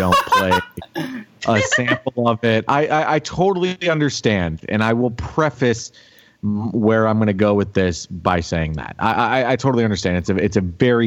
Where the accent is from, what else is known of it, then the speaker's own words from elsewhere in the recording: Florida, United States; I grew up in Florida